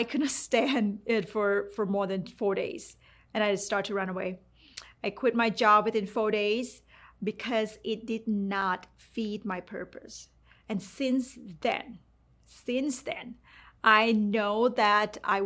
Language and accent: English; Thailand; English is a second language; moved away; while growing up in Thailand, I got a really good paid job